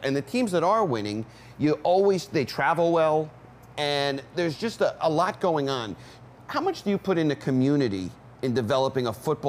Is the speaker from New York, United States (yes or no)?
yes; Monticello, New York, United States; growing up where I grew up in Monticello